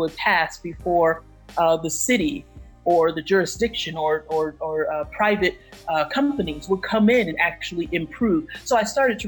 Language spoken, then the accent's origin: English; New York City, New York, United States; my hometown, and even in the borough of Brooklyn